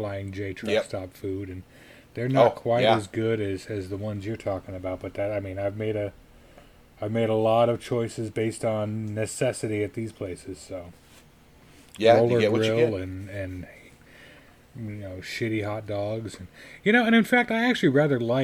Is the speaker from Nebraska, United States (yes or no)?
no; Colorado Springs, Colorado, United States; growing up in Colorado Springs